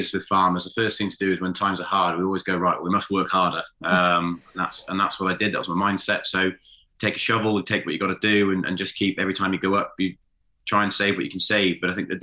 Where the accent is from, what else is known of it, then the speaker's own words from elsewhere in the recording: Gloucestershire, South West England, United Kingdom; moved away as an adult; now in Welshpool, United Kingdom; I'm originally from Gloucestershire.